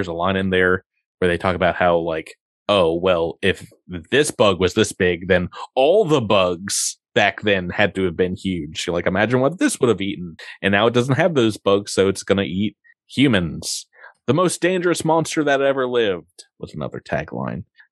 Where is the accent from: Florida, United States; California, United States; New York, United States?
New York, United States; where I grew up in New York